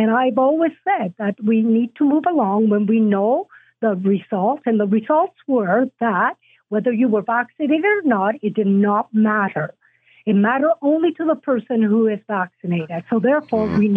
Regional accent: Italy; Uh, matter of fact, I came from Italy.

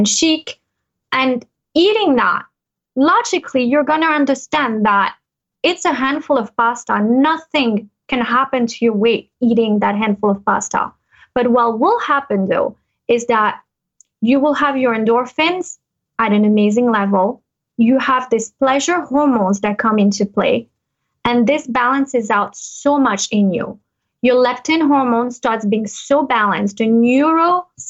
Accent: United States; born or raised there; moved away as an adult; now in Monaco

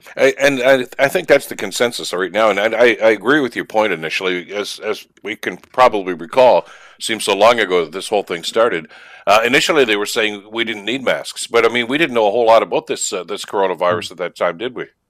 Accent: Canada; a Canadian citizen

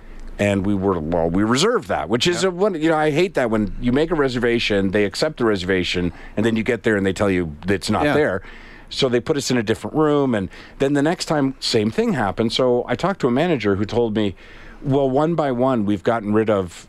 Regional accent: Canada; because we're Canadian, very polite

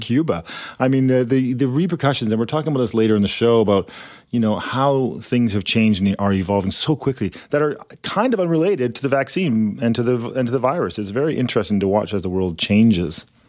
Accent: Canada; we're Canadian

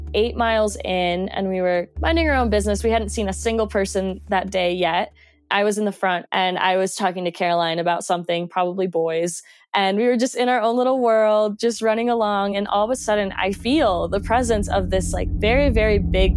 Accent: Colombia; English is a second language; also born or lived in Mexico; now in Jackson Hole, United States; I'm originally from Colombia and went to school in Mexico, and I'm currently based in Jackson Hole, Wyoming. So I've been all over the place.

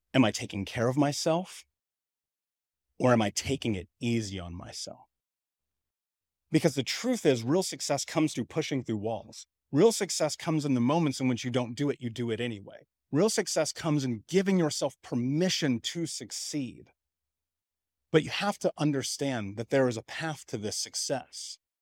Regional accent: Indianapolis, Indiana, United States; I grew up in Indianapolis. I grew up in Indiana in America

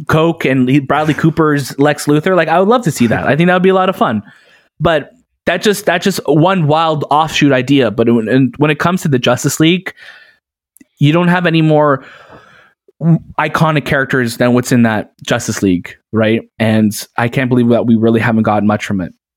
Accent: Canada; growing up in Canada

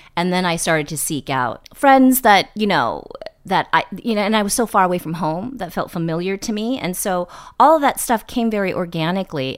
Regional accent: East Bay, Northern California, United States; born or raised there; moved away as an adult; also born or lived in New York

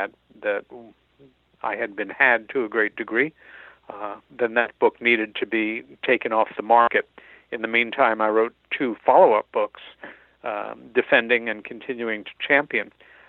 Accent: New York, United States; born or raised there

